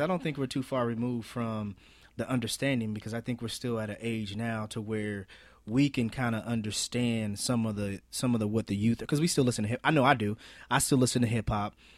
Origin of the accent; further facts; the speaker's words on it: Marion, United States; where we're from, Marion